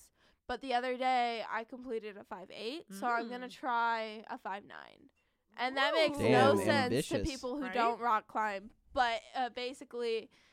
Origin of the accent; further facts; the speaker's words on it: California, United States; We had a place called Scandia in my hometown